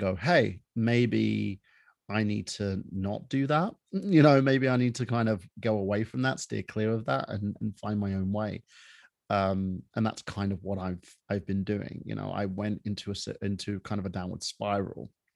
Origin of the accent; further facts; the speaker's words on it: United Kingdom; moved away; I was born in the United Kingdom from a half Palestinian